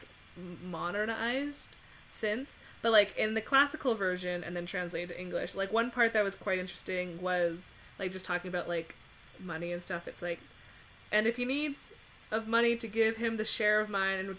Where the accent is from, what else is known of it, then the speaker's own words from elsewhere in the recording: Canada; I am Canadian